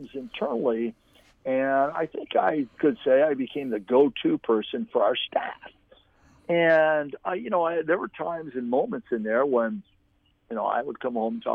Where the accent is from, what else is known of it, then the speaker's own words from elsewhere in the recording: Pettisville, Ohio, United States; moved away as an adult; also born or lived in Toledo, Ohio / Grand Valley, Michigan; I grew up in Pettisville, Ohio